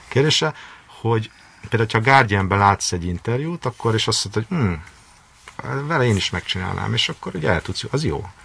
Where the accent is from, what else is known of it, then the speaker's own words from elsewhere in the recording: Hungary; engem, mint magyar újságírót.